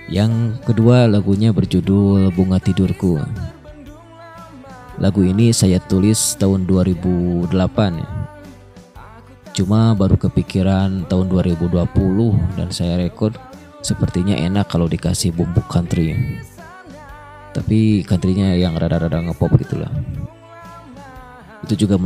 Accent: Tasikmalaya, West Java, Indonesia; pendatang baru di musik country Indonesia. Saya berasal dari Tasikmalaya.

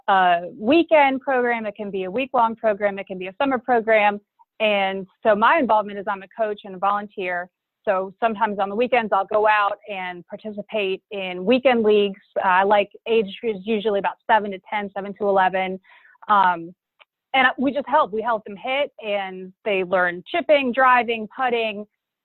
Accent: Charlotte, North Carolina, United States; I'm originally from Charlotte, North Carolina, and was fortunate enough to grow up on a golf course

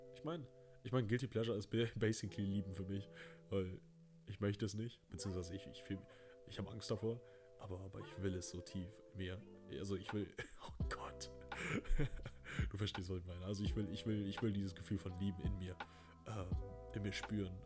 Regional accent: Remscheid, North Rhine-Westphalia, Germany; Ich bin äh, in Remscher lennep geboren.

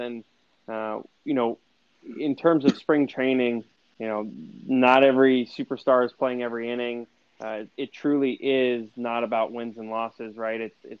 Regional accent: Arizona, United States; regular and growing up in Arizona, I mean, it was amazing.

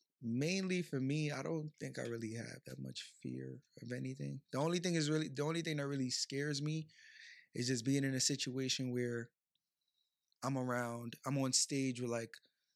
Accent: Bronx, New York, United States; also born or lived in Brooklyn; But I was raised in the Bronx, yes.

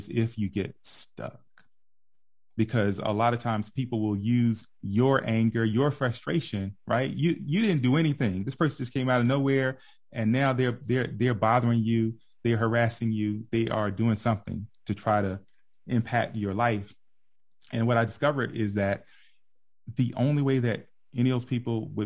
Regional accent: Portsmouth, Virginia, United States; moved away as an adult; now in Evans, United States; I hail from Virginia, Portsmouth, Virginia, actually, Hampton Roads area, and currently living in Evans, Georgia

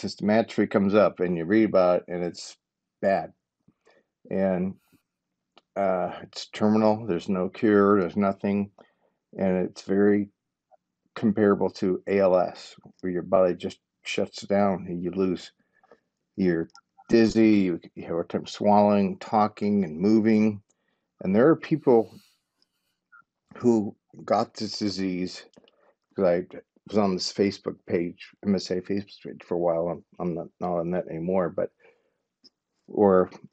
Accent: Cleveland, Ohio, United States; born and raised in Cleveland, Ohio, 55 years old

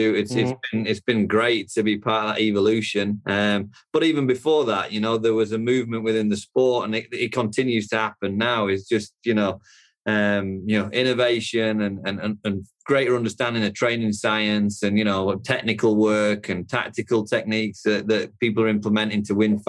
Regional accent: the north of England, United Kingdom; moved away as an adult; now in United States; I'm from the UK originally, from the north of England.

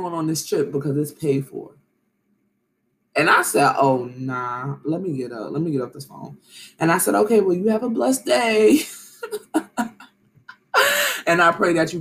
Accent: New York City, New York, United States; I grew up in Brooklyn

